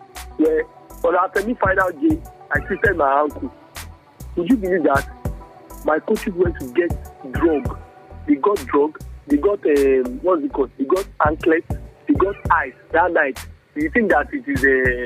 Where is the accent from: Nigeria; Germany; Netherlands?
Nigeria; Kwara; moved away as an adult; also born or lived in Lagos; Rookie from Kwara